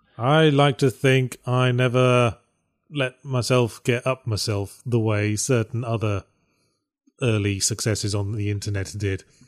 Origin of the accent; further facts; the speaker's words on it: United Kingdom; accent: British; my quippy British accent